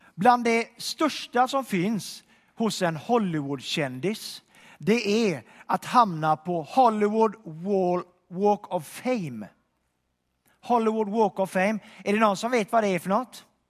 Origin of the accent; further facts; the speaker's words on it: Donsö, Västra Götaland, Sweden; moved away; jag kommer från Donsö utanför Göteborg, en ö där